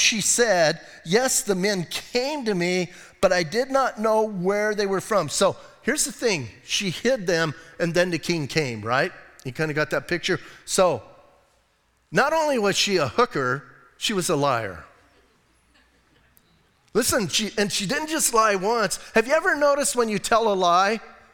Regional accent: Bisbee, Arizona, United States; I'm from Bisbee

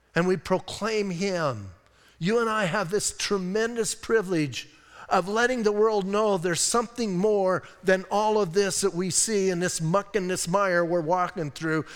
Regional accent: Bisbee, Arizona, United States; I'm from Bisbee, I can be weird

